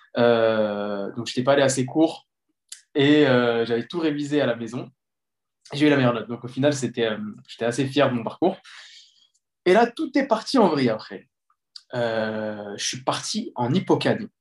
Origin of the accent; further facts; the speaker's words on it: Les Mureaux, Île-de-France, France; also born or lived in Colombes / Sartrouville; J'ai grandi au Mureau, dans les Yvelines. Puis, j'ai déménagé à Sartrouville.